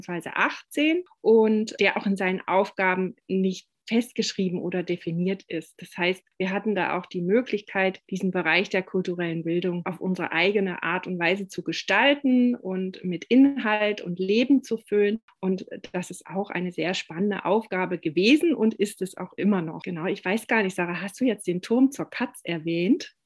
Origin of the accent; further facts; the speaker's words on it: Radolfzell, Baden-Württemberg, Germany; also born or lived in Konstanz; bin, als ich neun Jahre alt war, auf die andere Seeseite gekommen aber ich habe mein Abitur in Radolfzell gemacht